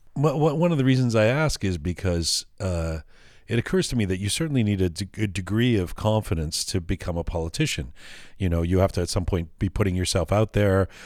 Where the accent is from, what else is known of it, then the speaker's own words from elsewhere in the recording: Canada; growing up as a as a liberal or sort of lefting left wing kid, you know, for me it was always in Canada